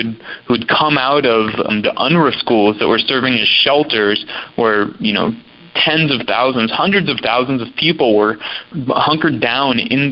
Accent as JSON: {"language": "English", "country": "United States", "said": "Max and I are both American"}